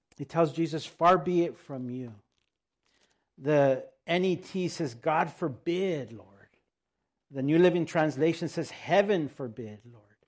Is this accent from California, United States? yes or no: yes; El Monte, California, United States; first language Spanish; English is a second language; if we're from El Monte